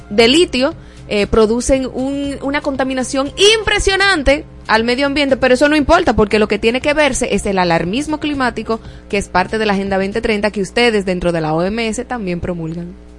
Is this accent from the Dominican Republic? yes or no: yes; Dominican Republic